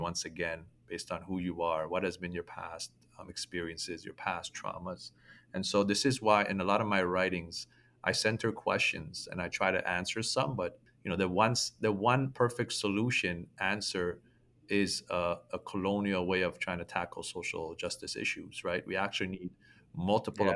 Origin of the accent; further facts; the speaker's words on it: Toronto, Ontario, Canada; me growing up in toronto